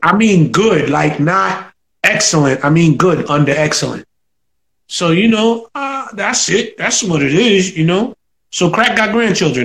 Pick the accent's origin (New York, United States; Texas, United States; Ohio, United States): New York, United States; New York City; I'm from Soundview